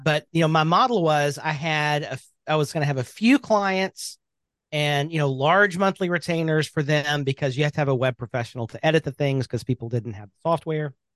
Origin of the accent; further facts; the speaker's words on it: Birmingham, Alabama, United States; I am from Birmingham, Alabama. That is home.